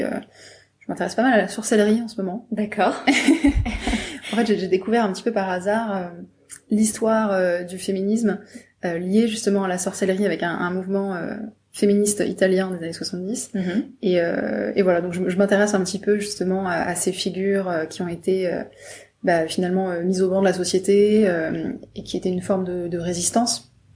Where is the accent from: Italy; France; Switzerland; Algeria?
France; Brittany; je viens de Bretagne